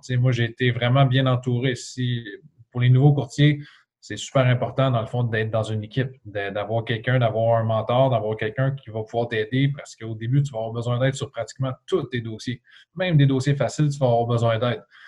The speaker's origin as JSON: {"language": "French", "town": "L'Assomption", "region": "Quebec", "country": "Canada", "tie": "born or raised there", "also_born_or_lived": "Trois-Rivières", "lives_now": "Mirabel, Canada", "said": "J'ai grandi dans une petite ville à environ 30 km de, Montréal, euh, à l'est. Euh, c'était la ville de l'Assomption, juste à côté de Repentigny."}